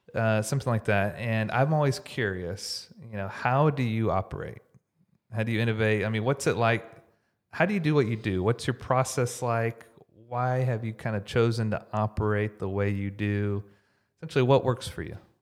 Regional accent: Houston, Texas, United States; now in Dallas, United States; I grew up in Houston

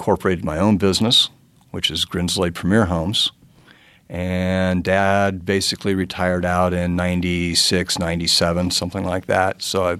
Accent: Indianapolis, Indiana, United States; I was born in Indianapolis, grew up on the north side of Indianapolis, Fall Creek and Emerson, if anybody's familiar with that area. From that point, North Central High School.

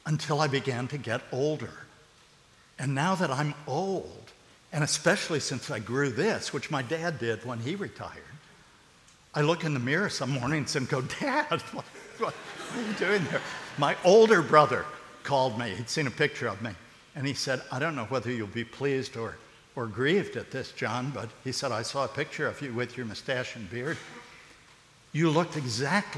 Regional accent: United States; I'm an American.

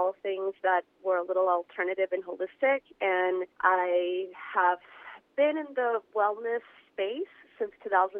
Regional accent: New York City, New York, United States; I'm from New York City.

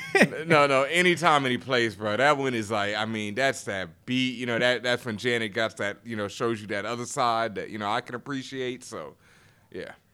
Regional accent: Houston, Texas, United States; I'm from Houston, Texas

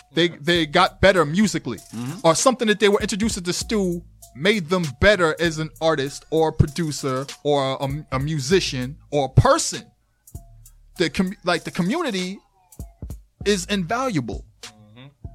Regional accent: Boston, Massachusetts, United States; Dude, I'm from South End Lower Rocks.

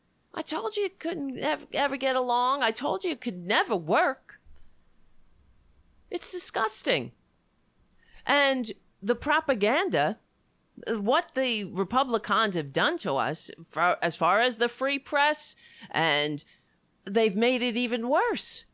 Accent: United States; This is my country, our country

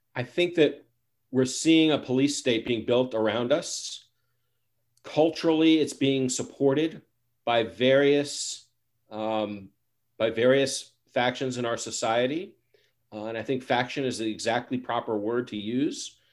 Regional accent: New York City, New York, United States; I'm a boy from the Bronx

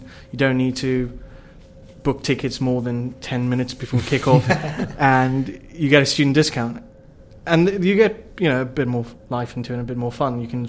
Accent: South Africa; It is true, because I didn't grow up in the UK. I grew up in South Africa.

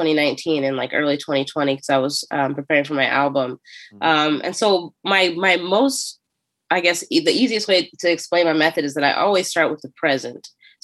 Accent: Philadelphia, Pennsylvania, United States; So, hey, I'm from Philly and here's how I grew up a little bit. And here's some cute Philly jokes to get you understanding the area.

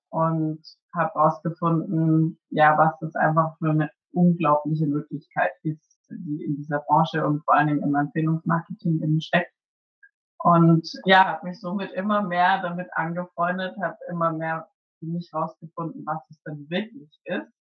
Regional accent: Würzburg, Bavaria, Germany; now in Cologne, Germany; bin gebürtig aus Würzburg und lebe jetzt aktuell in Köln.

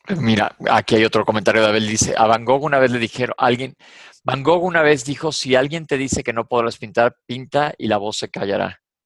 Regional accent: Mexico; soy mexicano

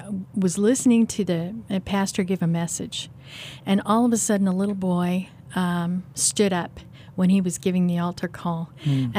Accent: Kansas City, United States; No, I'm from here. I'm from Kansas City.

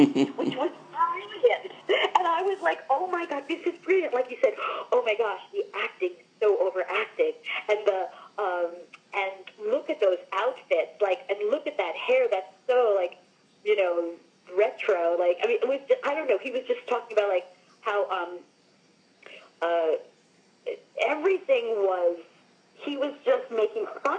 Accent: Long Island, New York, United States; I'm from Long Island

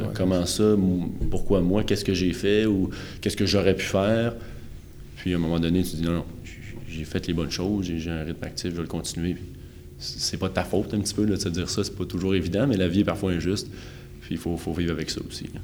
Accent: Quebec, Canada; je suis né au Québec euh, en 1995

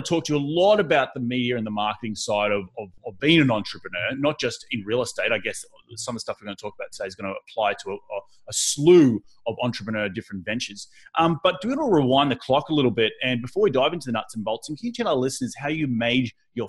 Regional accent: Australia; Growing up in Australia is a little bit different.

